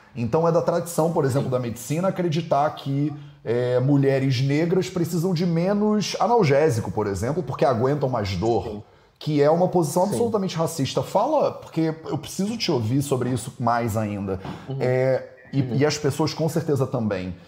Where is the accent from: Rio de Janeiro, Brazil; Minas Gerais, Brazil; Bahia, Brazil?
Rio de Janeiro, Brazil; Eu tô aqui como carioca já